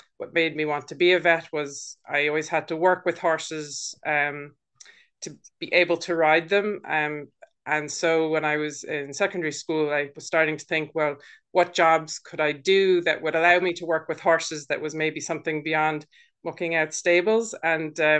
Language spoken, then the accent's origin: English; United States; moved away as an adult; also born or lived in London, United Kingdom; now in Wexford, Ireland; I'm from the States and grew up there